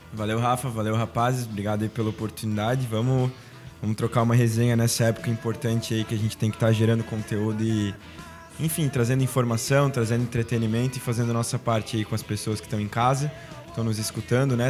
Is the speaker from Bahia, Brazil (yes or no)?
no; Balneário, Santa Catarina, Brazil; A gente que é de balneário tem nosso dialeto próprio